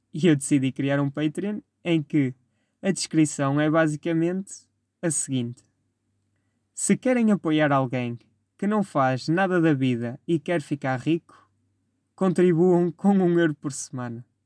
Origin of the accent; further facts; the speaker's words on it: Vila Maior, Portugal; Clube da minha terra, por quem eu tinha muito carinho, o Vila Mairense, que pertence à freguesia de Vila Maior. Minha terrinha, meu amor